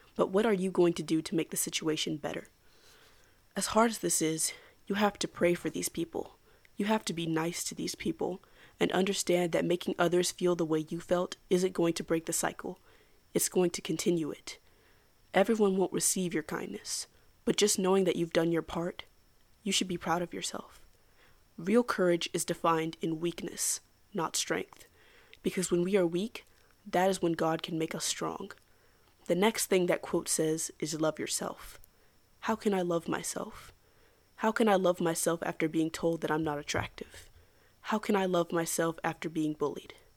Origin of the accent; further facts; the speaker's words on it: United States; as an American